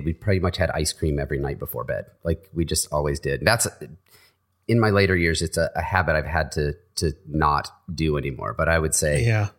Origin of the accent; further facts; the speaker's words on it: Michigan, United States; but I grew up in Michigan and there's a soft drink that's kind of regional called Verner's